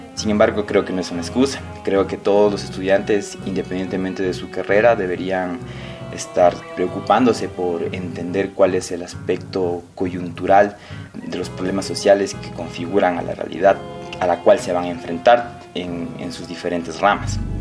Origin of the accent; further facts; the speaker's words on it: Quito, Pichincha, Ecuador; soy de aquí, de Quito